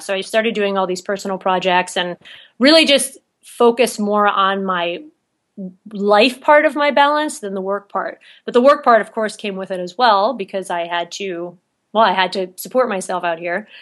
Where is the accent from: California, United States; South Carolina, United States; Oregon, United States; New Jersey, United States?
New Jersey, United States; moved away as an adult; also born or lived in New York City; now in Salt Lake City, United States; I'm actually from, born and raised in New Jersey